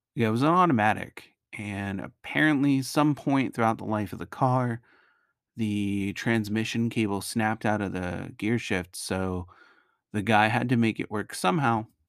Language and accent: English; Naugatuck Valley, Connecticut, United States; moved away as an adult; also born or lived in Augusta, Georgia; I grew up in that area, lived there for twenty years